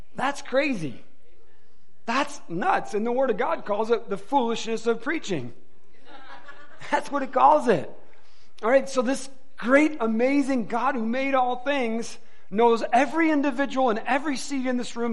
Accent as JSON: {"language": "English", "region": "Michigan", "country": "United States", "moved": "yes", "said": "I'm from Michigan originally."}